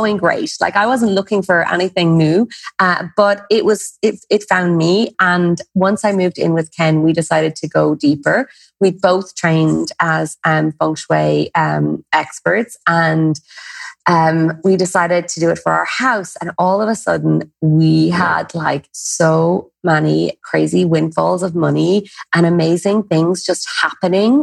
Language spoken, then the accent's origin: English; Ireland; Everyone has a pub somewhere in their lineage as an Irish person